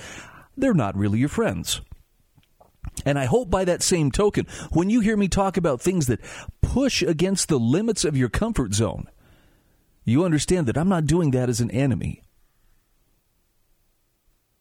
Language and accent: English; Utah, United States; my home state of Utah